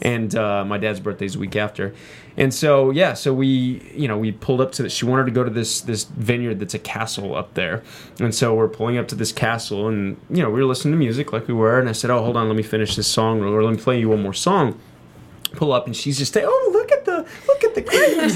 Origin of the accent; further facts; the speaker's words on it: Texas, United States; Both Candace and I grew up in Texas